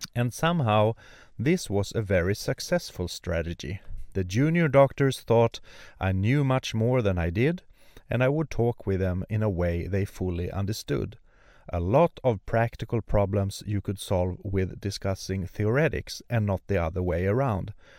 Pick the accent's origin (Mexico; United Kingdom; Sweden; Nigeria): Sweden; born or raised there; also born or lived in Örnsköldsvik, Sweden